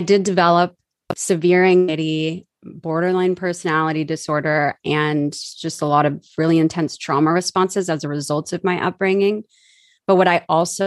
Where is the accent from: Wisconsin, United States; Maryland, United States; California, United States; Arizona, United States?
California, United States; Southern Orange County; I was born in Southern Orange County, California, to teenage parents who did not work out. Just a couple months after I was born, I grew up in my grandparents' house